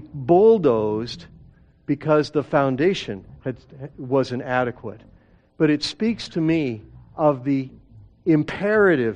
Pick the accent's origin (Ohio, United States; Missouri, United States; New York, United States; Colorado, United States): Colorado, United States; Denver; I grew up in Denver